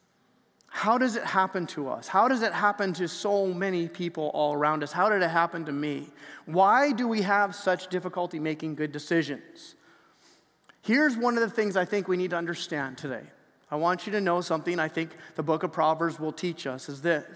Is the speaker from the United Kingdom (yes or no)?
no; Canada; we're Canadian